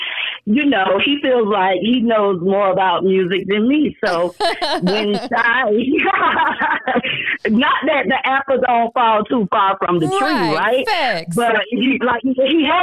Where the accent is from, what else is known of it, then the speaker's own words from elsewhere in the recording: Jacksonville, Florida, United States; moved away as an adult; also born or lived in Miami, Florida; now in Atlanta, United States; raised in Jacksonville.